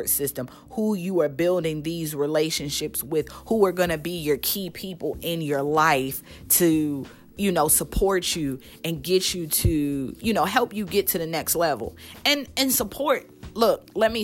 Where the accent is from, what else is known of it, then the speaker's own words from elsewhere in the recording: Baltimore, Maryland, United States; now in Nashville, United States; I was raised in Baltimore, Maryland.